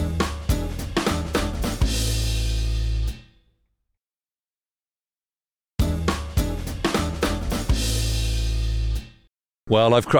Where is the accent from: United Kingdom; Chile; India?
United Kingdom; being a Brit